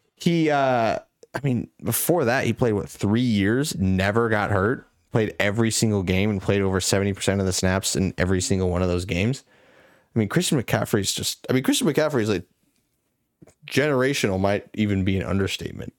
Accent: Nebraska, United States; we grew up in Nebraska

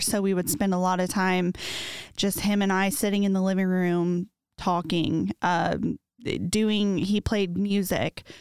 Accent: Muncie, Indiana, United States; moved away as an adult; now in Noblesville, United States; I am originally from Muncie. Um, I am an only child of my father, and I had a half brother from my mom's

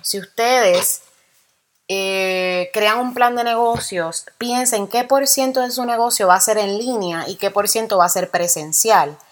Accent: Puerto Rico; now in United States; somos boricuas, somos puertorriqueños

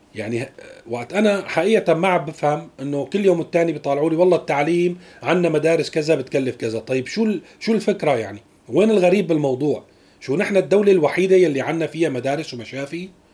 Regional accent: Syria; نحن اليوم كسوريين

